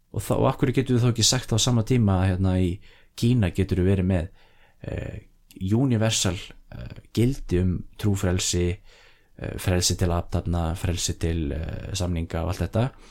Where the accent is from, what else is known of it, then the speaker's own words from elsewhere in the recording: Iceland; við sem Íslendingar